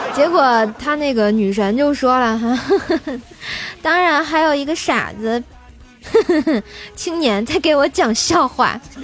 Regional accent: Tianjin, China; 我也是天津人

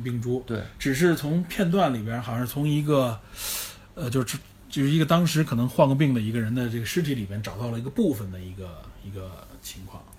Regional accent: China; 有我们中国人应该比较熟悉的非典 SARS

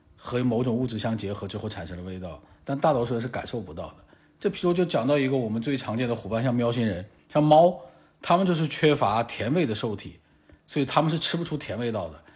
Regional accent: Guangxi, China; 虽然我是在广西长大，出生长大

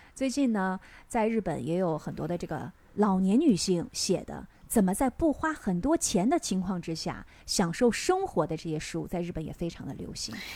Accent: China; now in Tokyo, Japan; 我们中国人是三顿都要坐下来好好吃嘛

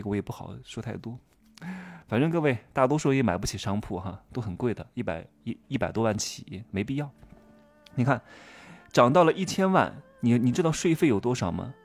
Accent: Wuhu, Anhui, China; moved away as an adult; 我是从那儿出生和长大的，啊，十八岁之前都在这个地方， 我家人也都在这个地方

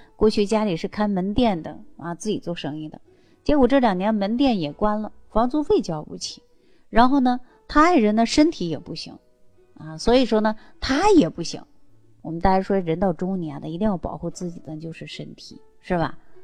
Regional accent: Northeast China, China; 尤其我们是东北人这种性格呀，更能体现出男孩子的特性

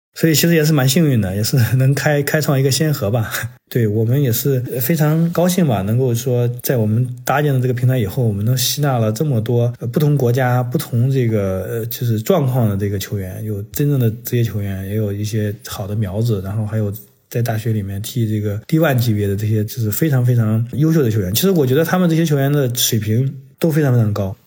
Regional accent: China; now in United States; 我们作为中国人，然后在这边

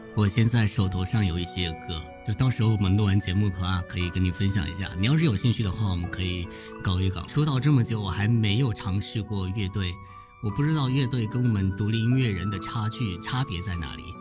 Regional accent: Zhangzhou, Fujian, China; 现在可以加一个福建漳州的靓仔

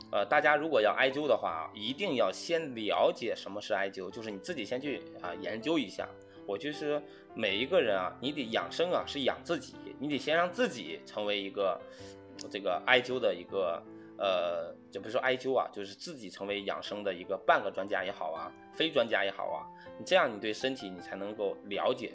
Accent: Northeast China, China; 我老家是东北，我们那边会吃冻梨、冻柿子啊

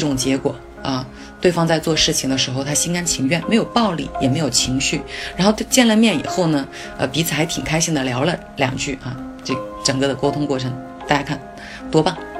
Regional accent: China; 我们中国人

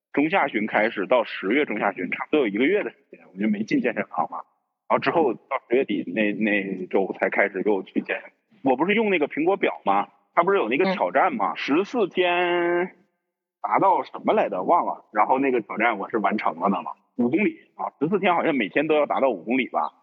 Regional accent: Northerners, northern China, China; also born or lived in Yunnan; 咱们都是北方人嘛

